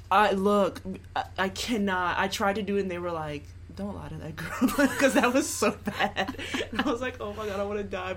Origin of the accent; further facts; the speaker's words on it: Lafayette, Louisiana, United States; also born or lived in Baton Rouge; I grew up in Lafayette, and then I went to LSU for school, and then I like went back to Lafayette and currently live in Lafayette